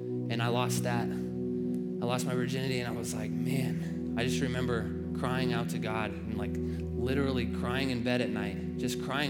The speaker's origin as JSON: {"language": "English", "region": "Nebraska", "country": "United States", "tie": "born or raised there", "said": "I was raised in Nebraska"}